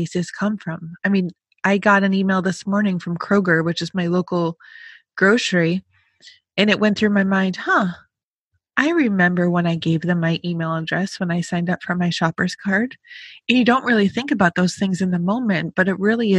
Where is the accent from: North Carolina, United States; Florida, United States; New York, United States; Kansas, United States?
New York, United States; Rochester; I grew up outside of Rochester.